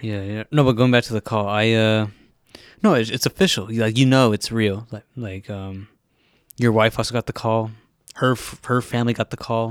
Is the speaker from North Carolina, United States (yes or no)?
no; Orange County, California, United States; I'm from Orange County